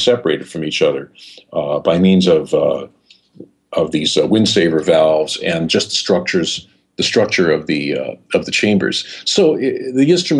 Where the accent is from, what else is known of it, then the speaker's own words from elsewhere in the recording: New York City, New York, United States; moved away as an adult; growing up in New York City, there were no blues clubs